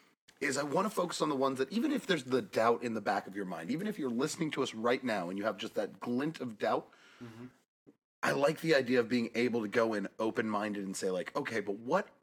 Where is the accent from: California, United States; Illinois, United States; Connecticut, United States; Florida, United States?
Florida, United States; I'm from Florida.